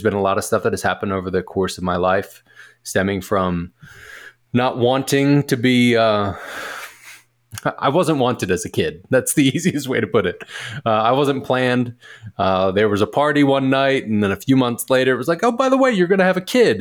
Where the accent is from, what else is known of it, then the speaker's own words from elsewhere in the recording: Philadelphia, Pennsylvania, United States; moved away as an adult; also born or lived in Delaware / Portland, Oregon; I am originally from Philly